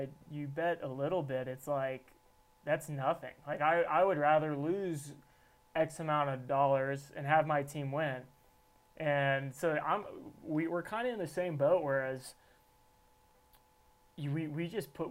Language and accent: English; Kansas City, United States; now in Salt Lake City, United States; I'm from Kansas City